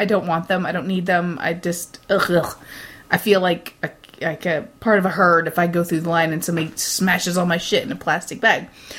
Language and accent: English; Midwest, United States; I am from the Midwest